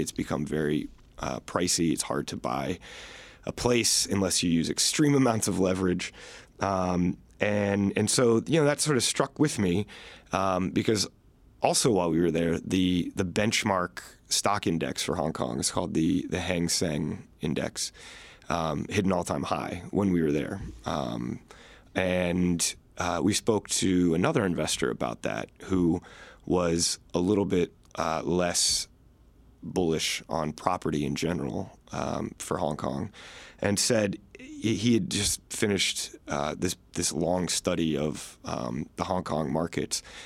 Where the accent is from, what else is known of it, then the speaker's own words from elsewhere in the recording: Virginia, United States; I'm from Virginia, so, so I grew up going into restaurants